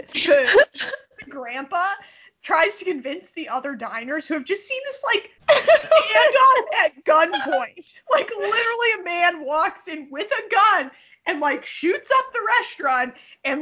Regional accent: Midwest, United States; accent: nasal Midwestern; moved away; I have a very nasal Midwestern accent

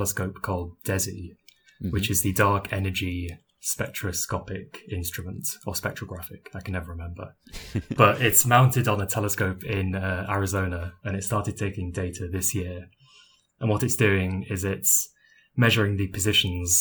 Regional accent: United Kingdom; now in Durham, United Kingdom; as you might be able to tell by my voice, I'm British

